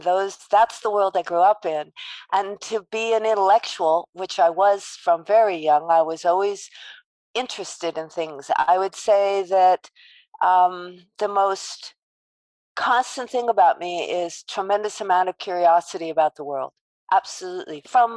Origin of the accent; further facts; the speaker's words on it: Los Angeles, California, United States; accent: New York; since I think I have a New York accent at this point, that I was born in Los Angeles and I am a beach girl as a young person.